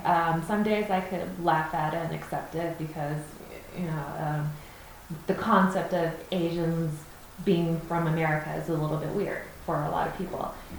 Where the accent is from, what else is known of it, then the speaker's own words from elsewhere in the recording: California, United States; accent: American; moved away as an adult; now in Ecuador; growing up in the U.S.